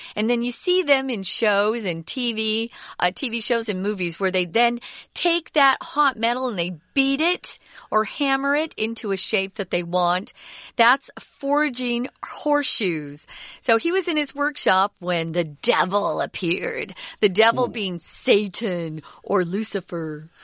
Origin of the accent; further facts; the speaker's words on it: Arizona, United States; moved away; I grew up in Arizona where there are a lot of cowboys